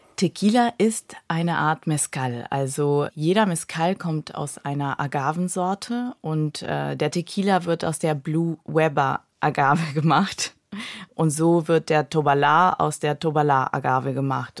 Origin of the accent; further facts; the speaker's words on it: Peru; first language Spanish; German is a second language; moved away; also born or lived in Germany; weil ich aus, äh, Südamerika komme. Ähm, ich bin halbdeutsch, halb peruanisch und, äh, Spanisch ist meine Muttersprache